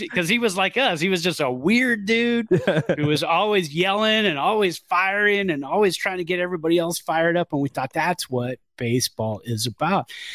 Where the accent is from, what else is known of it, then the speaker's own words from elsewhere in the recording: Bay Area, California, United States; all of us teenagers growing up in the Bay Area